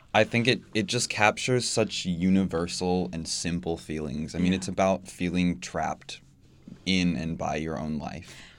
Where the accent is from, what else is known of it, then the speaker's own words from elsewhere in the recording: Bloomington, Indiana, United States; I grew up in Bloomington and I am still here